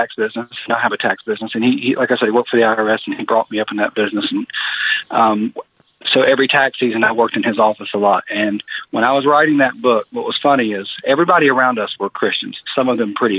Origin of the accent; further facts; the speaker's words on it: Greensboro, North Carolina, United States; I was born and raised in Greensboro, North Carolina.